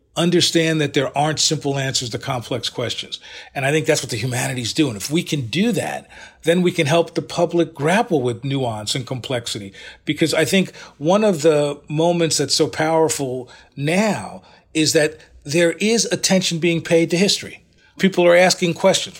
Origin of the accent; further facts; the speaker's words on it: United States; I'm very cognizant of being African American, but also recognizing that in many ways, I'm a quintessential American.